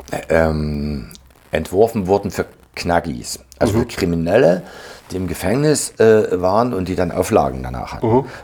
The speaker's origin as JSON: {"language": "German", "town": "Leipzig", "region": "Saxony", "country": "Germany", "said": "aber wir als Leipziger, wir waren immer extrem aktiv."}